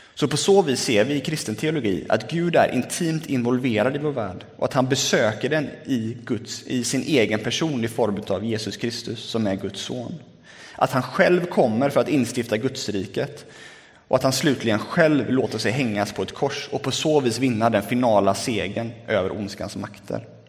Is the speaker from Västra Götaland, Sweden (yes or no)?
yes; Lerum, Västra Götaland, Sweden; now in Gothenburg, Sweden; Sen flyttade vi ut äh, till Lerum där jag är uppvuxen.